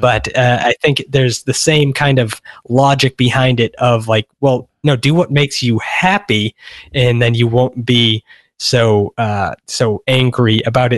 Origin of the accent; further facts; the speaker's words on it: Massachusetts, United States; moved away as an adult; also born or lived in San Francisco; now in Los Angeles, United States; I grew up, I spent twenty-three years in Massachusetts